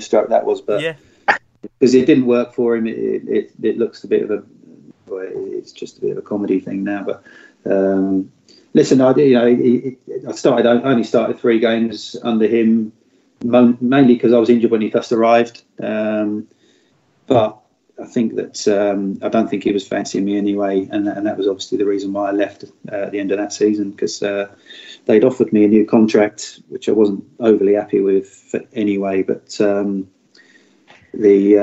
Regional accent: Guildford, South East England, United Kingdom; Guildford's my hometown

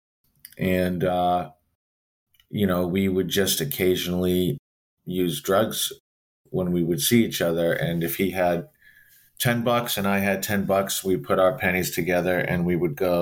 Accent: Providence, Rhode Island, United States; I'm from Providence, Rhode Island

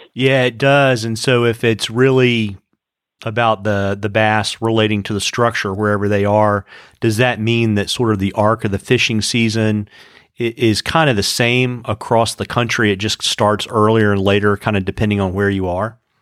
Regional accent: Central Virginia, United States; I grew up in Central Virginia

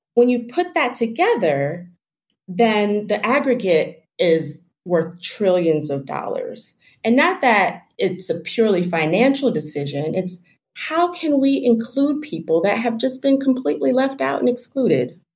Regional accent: Jamaica; I'm from Jamaica

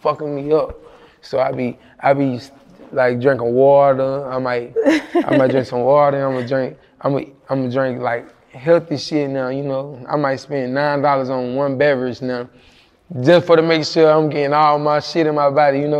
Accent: Monroe, Louisiana, United States; moved away; also born or lived in Illinois; I was raised in Louisiana

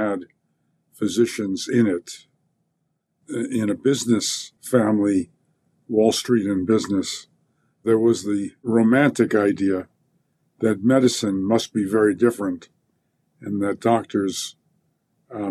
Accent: New York, United States; moved away as an adult; also born or lived in Stanford, California; I came from New York

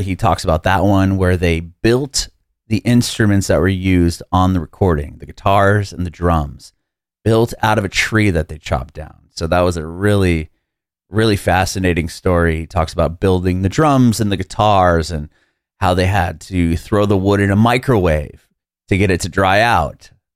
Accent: San Diego, California, United States; I grew up in San Diego.

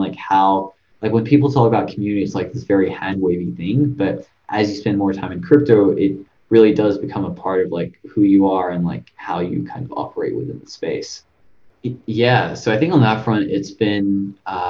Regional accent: Sydney, New South Wales, Australia; I came from Australia, Sydney

